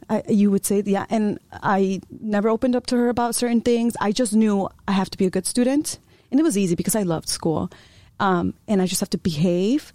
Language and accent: English; Chicago, Illinois, United States; first language Spanish; English is a second language; moved away; also born or lived in Iowa; I, I was born and raised in Chicago